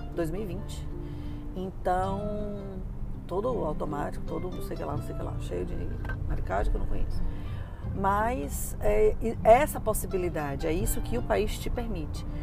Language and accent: Portuguese; Brazil; moved away as an adult; now in United States; eu saí do Brasil no auge da minha carreira